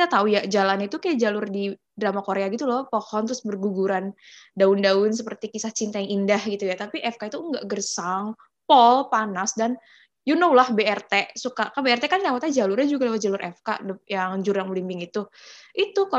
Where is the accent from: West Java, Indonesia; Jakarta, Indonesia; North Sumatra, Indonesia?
Jakarta, Indonesia; aku kan asalnya dari Jakarta ini for your information aja sih uh, emang Jakarta itu dari awal emang udah panas gitu maksudnya panas gitu